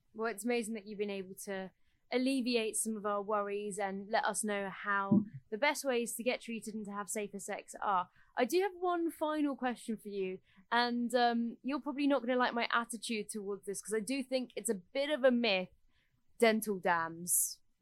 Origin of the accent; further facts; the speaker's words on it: United Kingdom; we are British